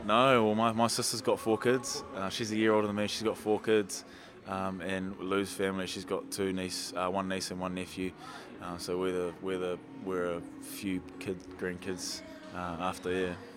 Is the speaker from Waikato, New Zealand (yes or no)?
no; Wellington, New Zealand; also born or lived in Masterton; you could say Wellington born and bred, but I was born in Maston